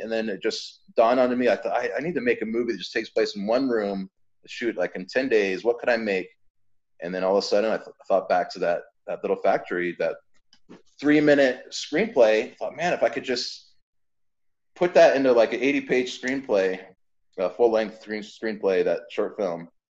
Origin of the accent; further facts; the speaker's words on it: San Diego, California, United States; I was raised in San Diego